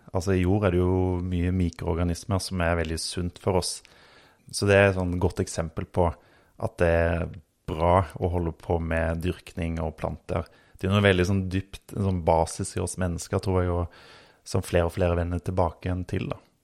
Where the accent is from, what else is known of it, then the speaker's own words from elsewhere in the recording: Østfold, Norway; accent: Rogaland dialect; also born or lived in Oslo / Rogaland; now in Hadeland, Norway; Jeg eh, vokste opp eh, veldig grønne omgivelser på bondelandet i Østfold. Selv om jeg har litt rogalandsdialekt, så, så er det jo der min familie kommer fra